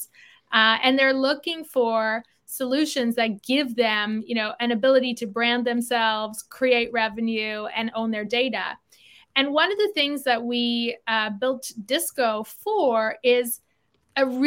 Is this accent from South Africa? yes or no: yes; South Africa; now in Toronto, Canada; I grew up in South Africa. Moved to Canada in 92